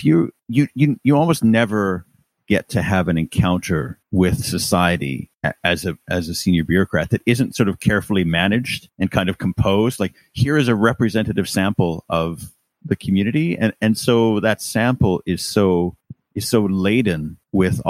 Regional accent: Canada; now in United Kingdom; as a Canadian

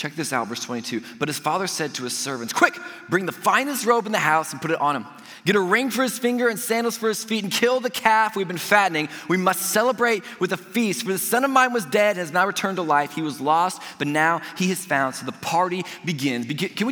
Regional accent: Indiana, United States; we're from Indiana. We're going home tomorrow

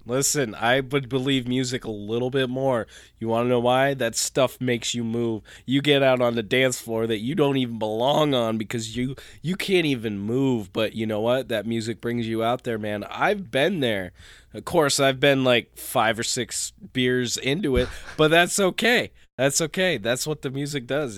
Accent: Saranac Lake, New York, United States; born or raised there; moved away

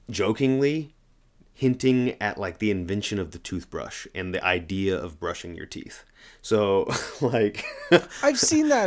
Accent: Oklahoma, United States; I'm like from Oklahoma. That's a different kind of cowboy, an Oklahoman cowboy, you know?

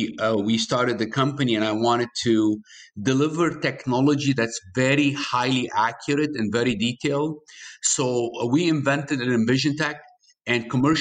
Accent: Michigan, United States; I'm from Michigan

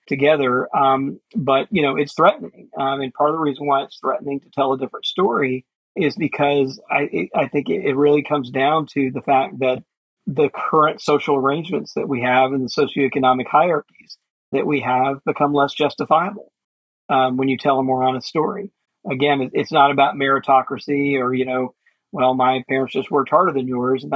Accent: Jackson, Mississippi, United States; So I grew up in Jackson

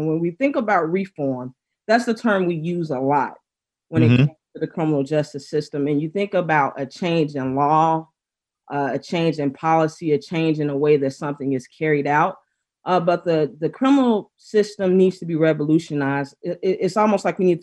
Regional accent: Memphis, Tennessee, United States; moved away as an adult; now in Chicago, United States; I'm originally from Memphis, Tennessee, born and raised

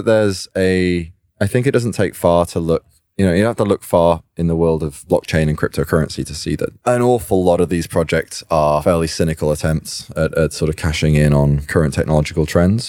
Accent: United Kingdom; I'm a British-born computer programmer

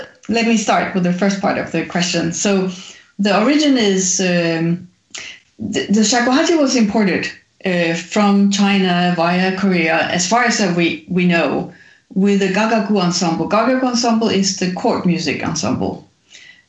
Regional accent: Denmark; I grew up in Denmark

